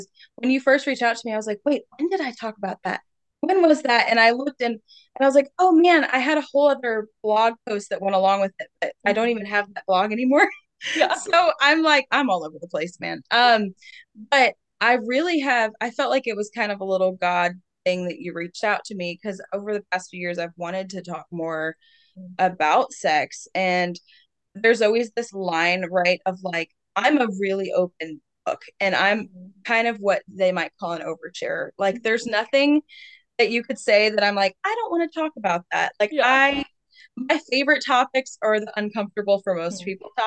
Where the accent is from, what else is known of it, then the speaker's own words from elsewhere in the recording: Richmond, Virginia, United States; moved away as an adult; Moved back to Richmond. That's my hometown 2 years ago